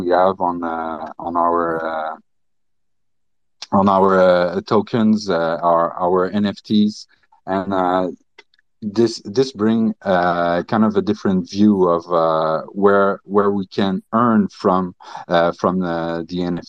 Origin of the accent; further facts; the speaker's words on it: Canada; English is a second language; I'm French Canadian